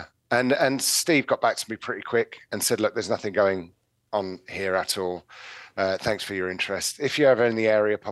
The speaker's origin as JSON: {"language": "English", "region": "London", "country": "United Kingdom", "tie": "born or raised there", "also_born_or_lived": "Plymouth / Coventry / Bristol", "moved": "as an adult", "said": "I was leaving London, which I'd obviously grown up"}